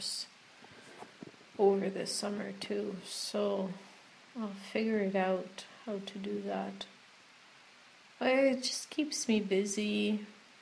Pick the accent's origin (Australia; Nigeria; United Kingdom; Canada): Canada; Quebec; Watashi wa Quebec jin desu